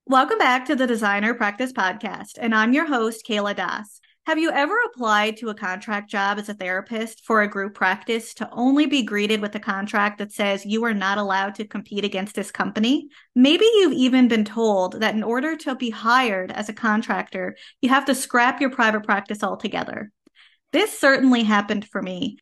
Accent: Canada; I am a Canadian social worker

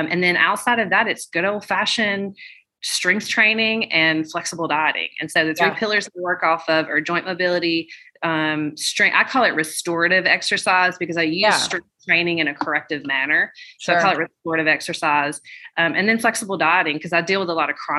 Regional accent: Birmingham, Alabama, United States; I'm from Birmingham, Alabama

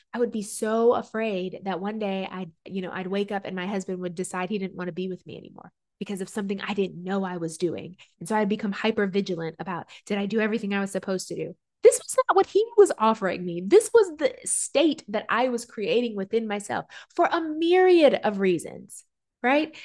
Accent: Southern culture, United States; Growing up in America, American culture, Southern culture

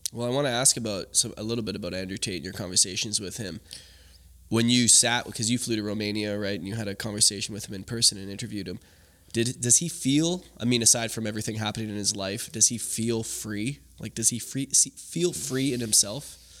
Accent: Canada; growing up in Canada

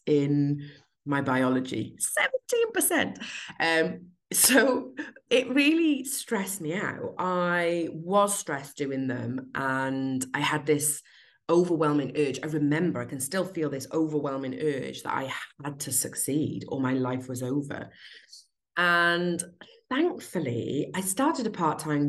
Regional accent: South Wales, United Kingdom; in 1979, when I was born in South Wales.

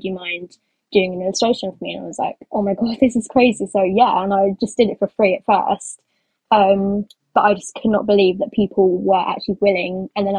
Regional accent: London, United Kingdom; So I'm from England, London.

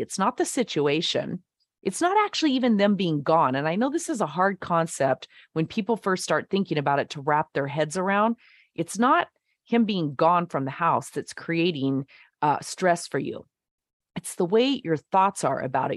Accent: the West, United States; moved away as an adult; also born or lived in Nashville; I'm from the West.

